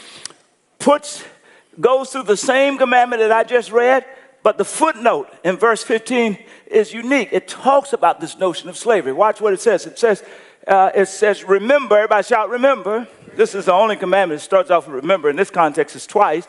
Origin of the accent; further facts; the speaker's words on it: United States; I'm an American